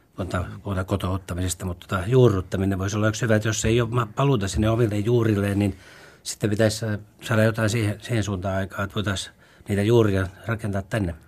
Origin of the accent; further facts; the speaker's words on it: Turku, Southwest Finland, Finland; also born or lived in Helsinki / Raisio; ne juuret on vetänyt koko ajan sen Turkuun takaisin